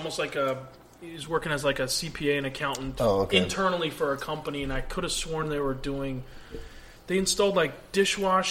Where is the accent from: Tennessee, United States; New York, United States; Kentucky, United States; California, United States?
California, United States; moved away as an adult; also born or lived in Costa Mesa, California; now in Arizona, United States; being born and raised in California